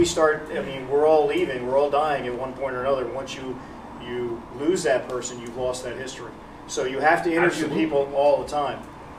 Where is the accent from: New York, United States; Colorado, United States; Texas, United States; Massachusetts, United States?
New York, United States; Pearl River; Born and raised. Yeah. My family's been here since 115 years, I guess, or something like that.